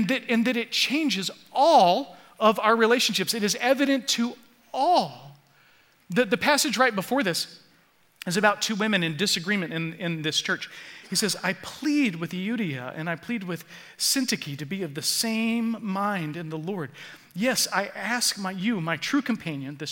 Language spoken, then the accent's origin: English; Florida, United States; moved away; I grew up in Florida